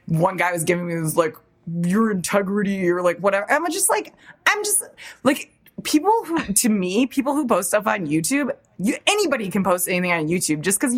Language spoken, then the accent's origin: English; Chicago, Illinois, United States; I'm from Chicago